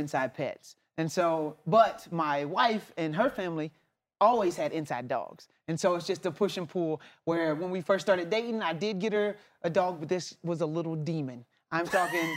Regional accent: Alabama, United States; now in Oklahoma, United States; I'm originally from Alabama. I live in Oklahoma now

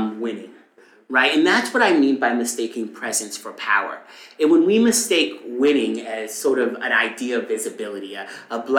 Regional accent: Eastern Long Island, New York, United States; I grew up on Eastern Long Island

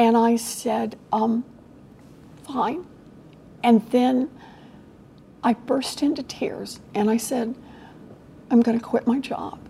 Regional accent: Oklahoma, United States; now in Massachusetts, United States; I grew up in Oklahoma

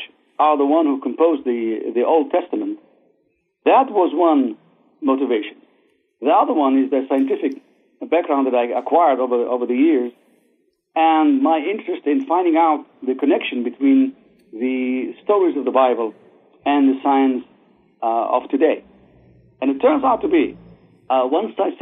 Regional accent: Israel; moved away as an adult; also born or lived in Baghdad, Iraq; now in United States; I grew up in Israel and went to, of course, the Israeli army and then to the Technion in Israel

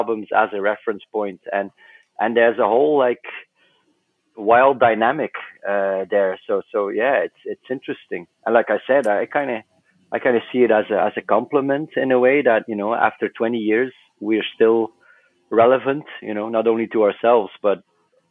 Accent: West Flanders, Belgium; we were all born and raised in West Flanders, and that's a small part of Belgium.

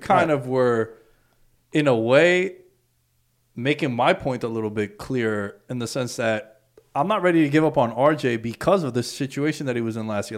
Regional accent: New York City, New York, United States; I'm from the city.

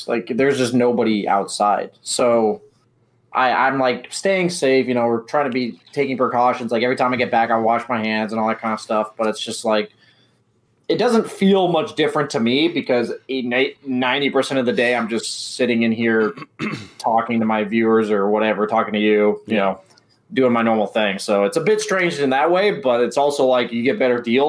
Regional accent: West Coast, United States; Obviously, I'm from the West Coast

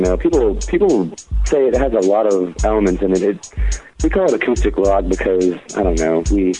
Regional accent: Dallas, Texas, United States; I'm 20, and I'm from the Dallas area.

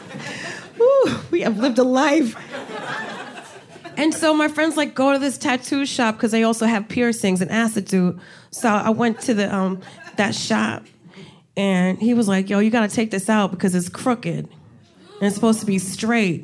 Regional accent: New Jersey, United States; I'm from Jersey

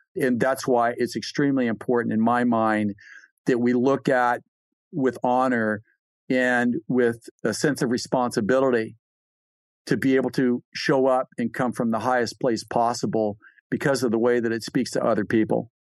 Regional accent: California, United States; I'm from California

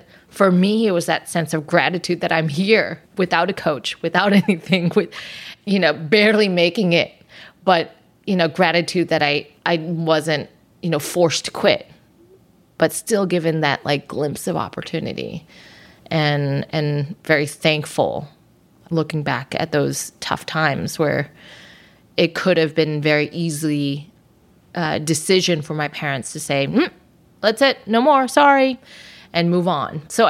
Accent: Los Angeles, California, United States; parents immigrated from Hong Kong and Southern China. So I speak Chinese, but I'm born and raised in the United States.

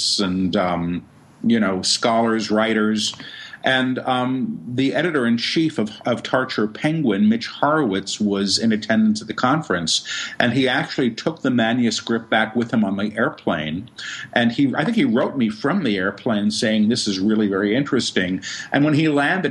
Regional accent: New York City, New York, United States; I was raised in Manhattan

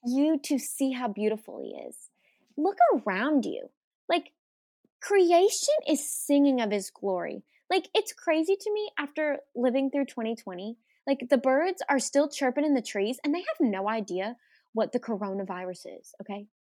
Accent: Arkansas, United States; I'm from Arkansas

